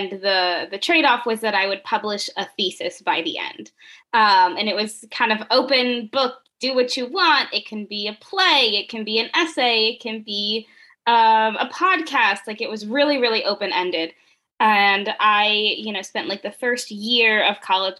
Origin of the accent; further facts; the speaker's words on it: Richmond, Virginia, United States; moved away as an adult; also born or lived in Elon, North Carolina; now in San Diego, United States; I grew up in Richmond, Virginia, one of the least Latino places that I've ever been